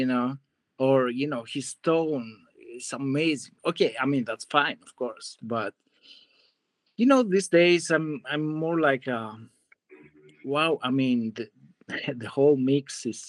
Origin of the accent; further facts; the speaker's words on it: Greece; moved away as an adult; also born or lived in Hollywood, United States; now in United States; I'm from Greece. I grew up there.